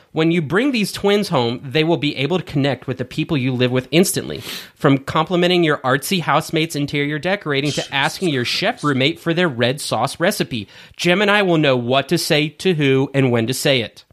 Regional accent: United States; we're American, not British

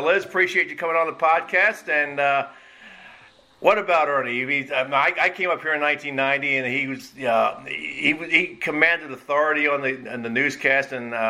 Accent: Philadelphia, Pennsylvania, United States; moved away as an adult; also born or lived in York, Pennsylvania; I am not from this area. I'm from Philadelphia originally, and I went to I started out in York, Pennsylvania, when I went to college and worked in the newspapers there. So I came up here in 1990.

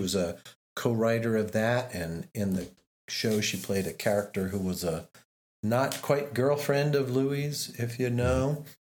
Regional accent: United States; I'm the American in the group

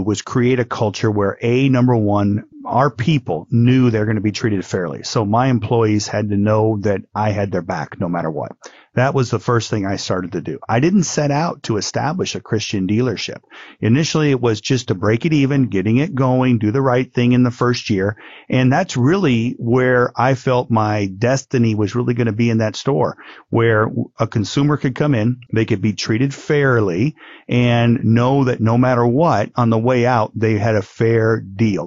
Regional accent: Midwest, United States; now in Honolulu, United States; I grew up in the Midwest.

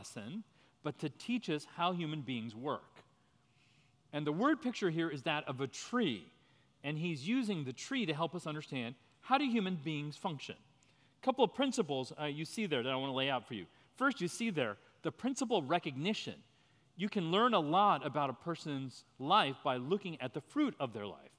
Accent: New Jersey, United States; moved away as an adult; also born or lived in Washington, D.C.; I grew up in New Jersey. I was born in 1969.

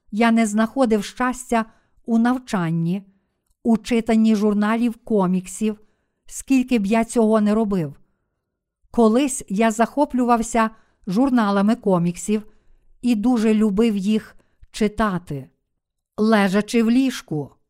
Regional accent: Busan, South Korea; Ukrainian is a second language; Я виріс в Бусані, у найбільшому портовому місті Кореї.

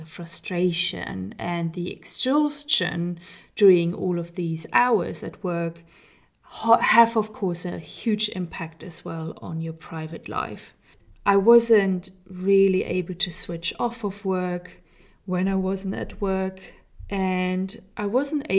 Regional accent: Germany; moved away; We are currently living in Germany, which is my home country, but I have lived for many, many years in other countries, four exactly.

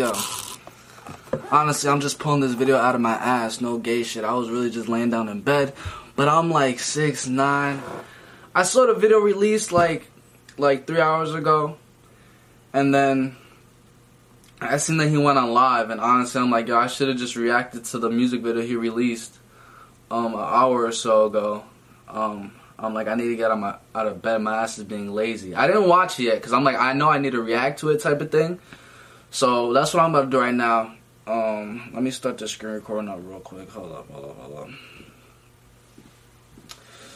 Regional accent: New York, United States; I'm from New York

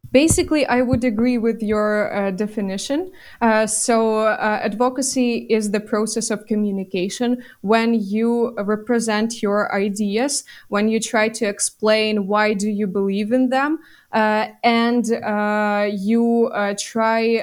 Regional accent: Bucha district, Kyiv Oblast, Ukraine; my hometown is in the Kiev region and it suffered a lot. Is it is actually in the Bucha district

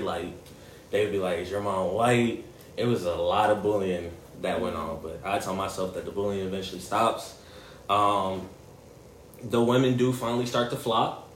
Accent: Gary, Indiana, United States; growing up in Gary

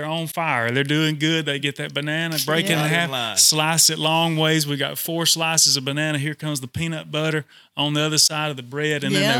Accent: Blount County, Alabama, United States; So I have family in Lynn, Alabama, which is Winston County. And we're from Blount County.

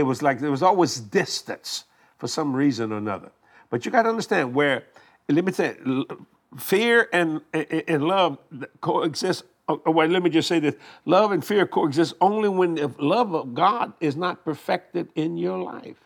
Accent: Cajun, Louisiana, United States; We Cajun people

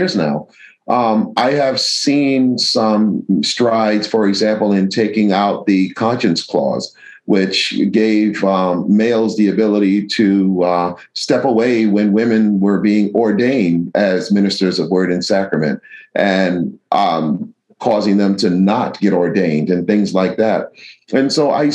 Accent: New York City, New York, United States; the church where I grew up in Mott Haven Reformed Church in the Bronx

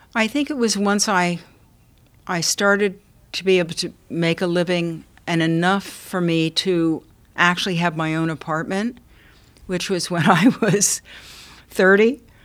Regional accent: New York City, New York, United States; a girl growing up in New York

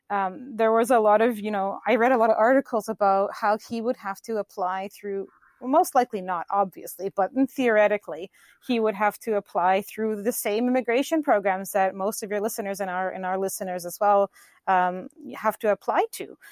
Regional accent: Vancouver, British Columbia, Canada; also born or lived in Brazil; I am from Vancouver, Canada. I lived abroad in Brazil as an English teacher for a long time

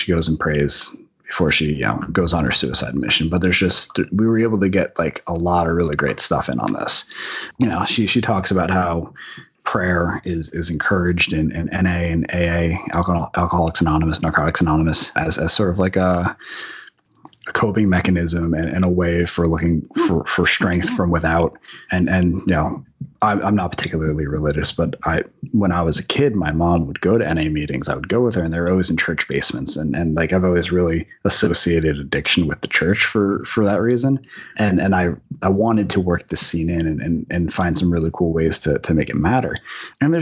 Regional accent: Union Beach, New Jersey, United States; where I grew up in Union Beach, New Jersey

